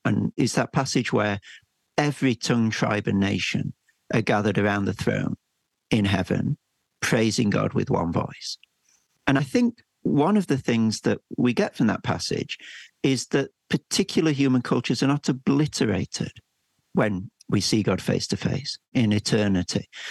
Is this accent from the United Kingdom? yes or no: yes; England, United Kingdom; as an English person